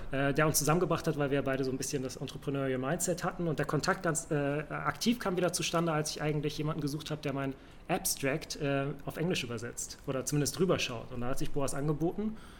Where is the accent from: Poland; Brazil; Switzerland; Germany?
Germany; Hamburg; moved away as an adult; also born or lived in Saxony-Anhalt / Lüneburg; now in Berlin, Germany; ich bin in Hamburg aufgewachsen, äh, geboren aber in Sachsen-Anhalt.